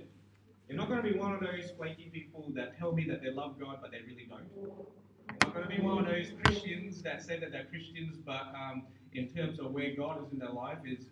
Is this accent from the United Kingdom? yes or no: no; Singapore; growing up in Singapore